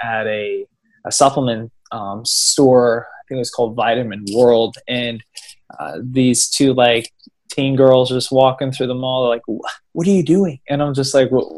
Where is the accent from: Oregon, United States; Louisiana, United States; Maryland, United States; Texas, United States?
Maryland, United States; also born or lived in West Virginia / Ashburn, Virginia; now in Los Angeles, United States; grew up on the East Coast in Maryland, and I lived in Maryland for a few years, and then spent like part of my life in West Virginia, like a decent part of my life